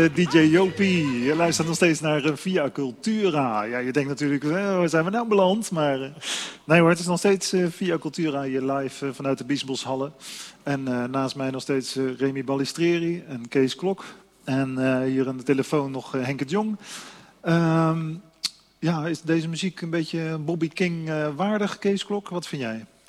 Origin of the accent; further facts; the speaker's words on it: Voorburg, South Holland, Netherlands; Ja, dat is mijn geboortestad